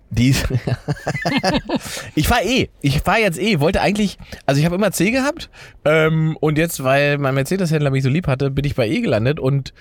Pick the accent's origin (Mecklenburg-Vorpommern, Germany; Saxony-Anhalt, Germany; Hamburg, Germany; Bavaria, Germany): Saxony-Anhalt, Germany; moved away; da, wo ich herkomme, ne, Sachsen-Anhalt im Osten